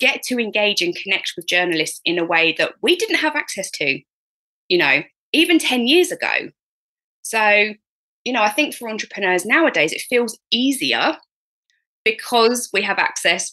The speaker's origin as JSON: {"language": "English", "country": "United Kingdom", "said": "me being British and polite"}